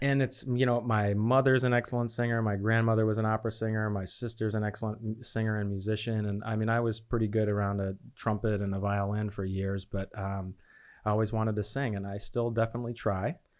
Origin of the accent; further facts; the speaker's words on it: Chicago, Illinois, United States; moved away as an adult; also born or lived in Beloit, Wisconsin / Phoenix, Arizona; now in Charlotte, United States; I was born in Beloit, Wisconsin, and I grew up, uh, in the suburbs of Chicago and stayed there until I went to college